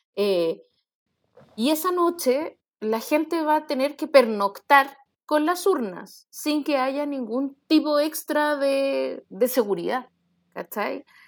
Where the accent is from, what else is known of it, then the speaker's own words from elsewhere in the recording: Chile; somos chilenos